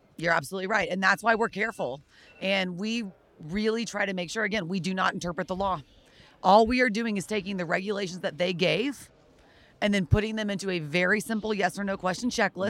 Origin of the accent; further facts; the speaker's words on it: Texas, United States; I am personally from Texas